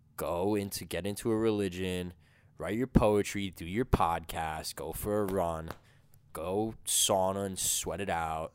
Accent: Caldwell, New Jersey, United States; I'm like, "Caldwell."

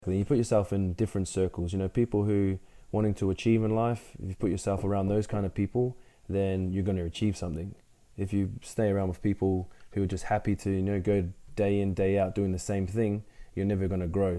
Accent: Brisbane, Queensland, Australia; also born or lived in Ipswich; I was born in Brisbane um, and then lived there pretty much for 19 years of my life

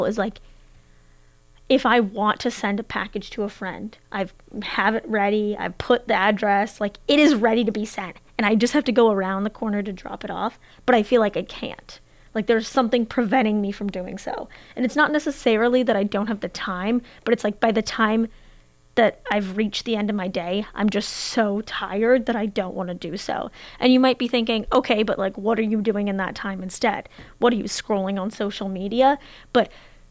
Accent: Portland, Oregon, United States; I'm from Portland, Oregon

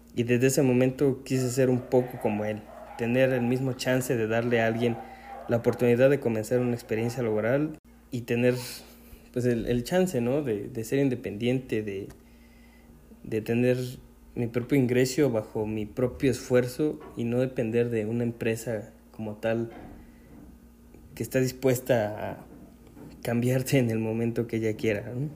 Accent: Puebla, Mexico; aquí en Puebla, que es de donde yo soy

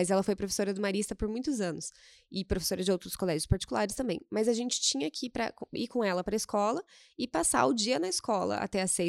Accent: Cascavel, Paraná, Brazil; Eu venho de Cascavel.

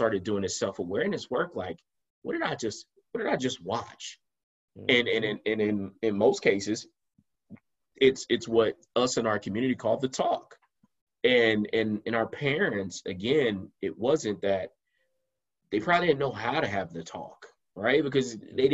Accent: United States; as African American men in America

